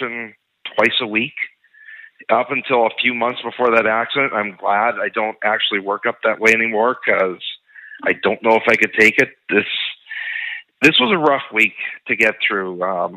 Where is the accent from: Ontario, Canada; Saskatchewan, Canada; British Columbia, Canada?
Saskatchewan, Canada; Lake Lenore; moved away; Humboldt's home for me. I grew up in a small town, Lake Lenoir, just 25 kilometers away